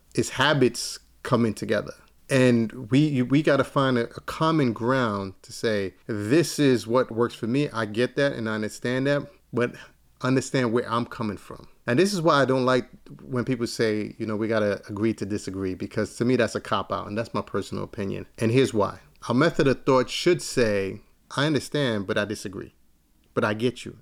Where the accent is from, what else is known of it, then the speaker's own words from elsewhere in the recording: New York City, New York, United States; I'm from East New York, Brooklyn